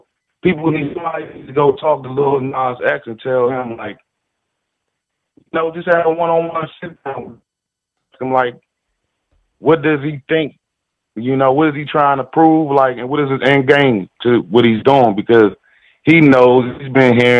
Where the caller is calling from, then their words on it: Washington, District of Columbia, United States; I'm calling from Washington, D.C.